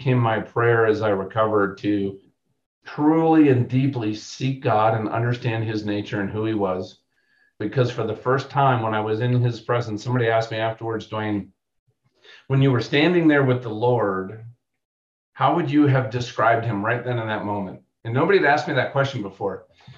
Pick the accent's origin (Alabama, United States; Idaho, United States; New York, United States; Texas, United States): Alabama, United States; I was down there from Alabama.